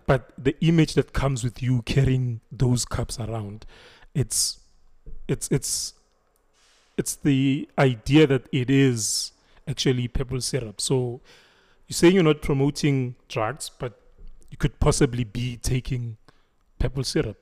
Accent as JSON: {"language": "English", "area": "Thembisa?, Braamfischer", "region": "Gauteng", "country": "South Africa", "tie": "born or raised there", "said": "Ngikhulele eTopsi. I grew up in Topsonville, like in Bramfisha."}